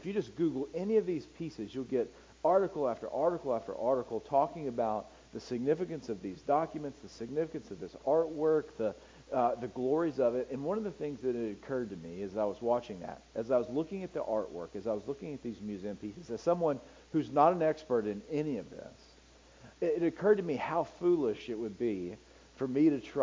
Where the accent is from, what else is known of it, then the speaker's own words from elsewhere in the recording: United States; I'm an American